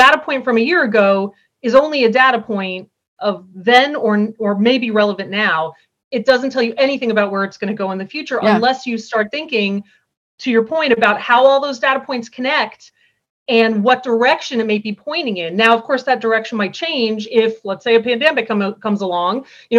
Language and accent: English; East Coast, United States; also born or lived in Colorado / Illinois; now in Vermont, United States; I'm from the East Coast originally, but I've moved around quite a bit. I lived in Colorado for a while, in Illinois for a while